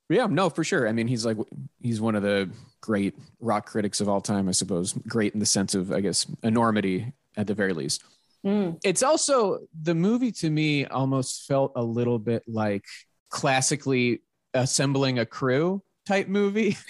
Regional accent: Pittsburgh, Pennsylvania, United States; I'm from Pittsburgh, so that like mid Atlantic area, I am very familiar with that type of accent.

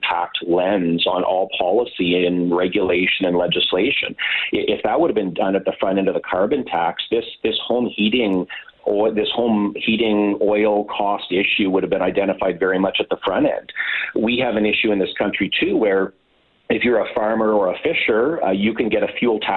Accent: Pembroke, Ontario, Canada; moved away; I grew up in Pembroke

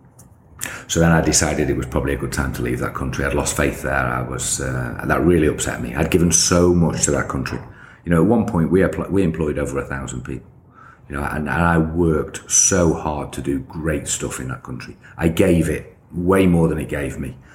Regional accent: United Kingdom; moved away as an adult; also born or lived in Egypt; I'm just a British kid

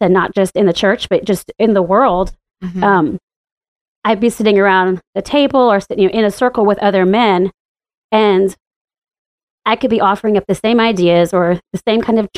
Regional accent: the Bible Belt, the South, United States; moved away as an adult; now in Washington, D.C., United States; growing up in the Bible Belt and in the buckle of the Bible Belt. It's been pretty lonely and living in the South

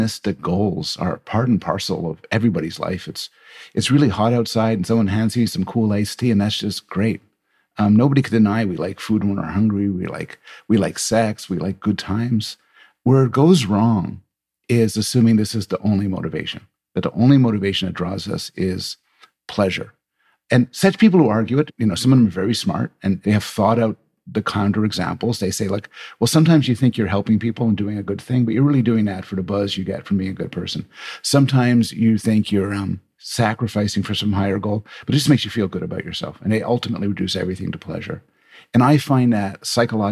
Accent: Canada; I'm Canadian

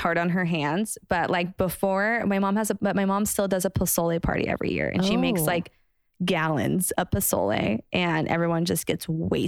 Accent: Barstow, California, United States; I was working at like the fanciest bar restaurant in Barstow at the time, Los Domingos.

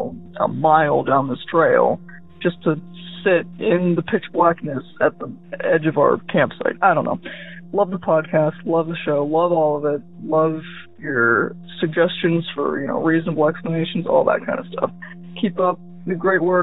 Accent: Ohio, United States; I'm from Ohio

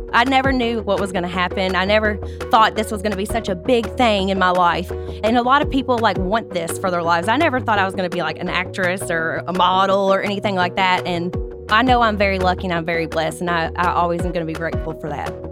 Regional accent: Kentucky, United States; moved away as an adult; now in Los Angeles, United States; I grew up on a five hundred acre tobacco farm

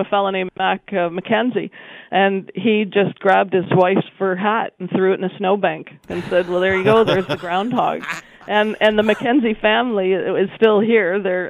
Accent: Wiarton, Ontario, Canada

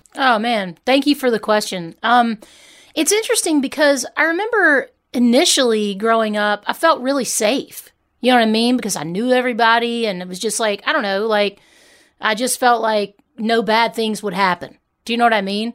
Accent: Hernando, Mississippi, United States; moved away; also born or lived in Memphis, Tennessee; I grew up in Hernando, Mississippi

